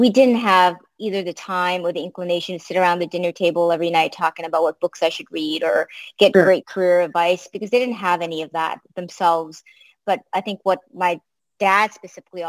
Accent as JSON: {"language": "English", "town": "Boston", "region": "Massachusetts", "country": "United States", "tie": "born or raised there", "also_born_or_lived": "Africa", "second_language": "English", "said": "we literally arrived into Boston with $99"}